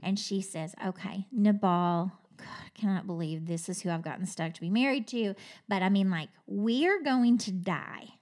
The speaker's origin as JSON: {"language": "English", "region": "Kentucky", "country": "United States", "said": "I'm from Kentucky"}